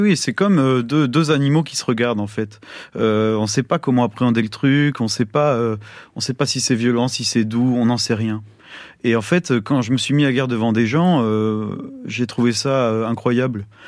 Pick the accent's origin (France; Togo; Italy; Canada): France; chez nous, en France